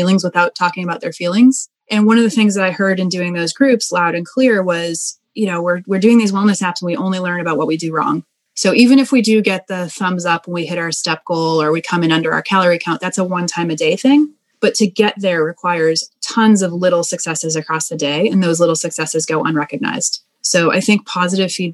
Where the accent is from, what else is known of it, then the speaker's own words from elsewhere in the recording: Boston, Massachusetts, United States; So I'm originally from Boston.